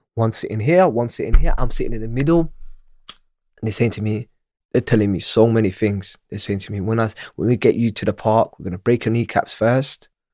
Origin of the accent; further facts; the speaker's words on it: Manchester, North West England, United Kingdom; moved away; also born or lived in Djibouti / Somalia / Ealing, London; I was in nursery and I was in Manchester. I was at Webster Primary School